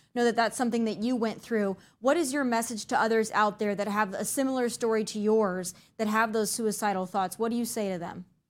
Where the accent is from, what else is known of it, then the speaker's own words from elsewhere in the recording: Midwest, United States; I'm from the Midwest